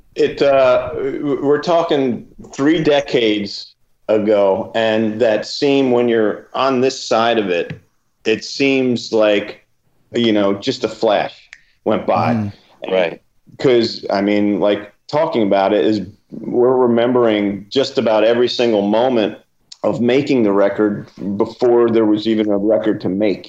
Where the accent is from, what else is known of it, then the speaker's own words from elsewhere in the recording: New Jersey, United States; I'm a kid from Jersey